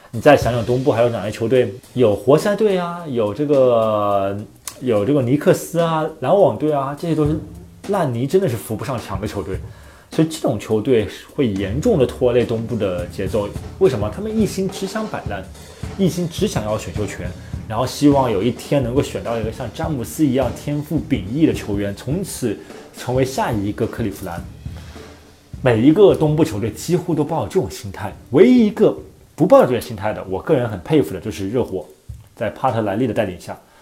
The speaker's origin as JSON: {"language": "Chinese", "country": "China", "said": "作为中国人来说"}